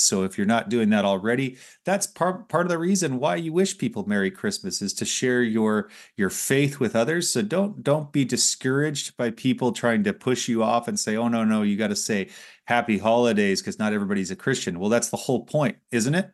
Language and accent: English; Los Angeles, California, United States; moved away; growing up in Los Angeles